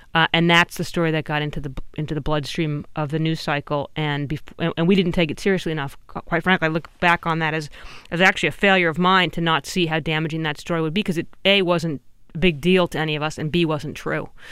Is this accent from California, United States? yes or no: yes; California, United States; I'm also from California.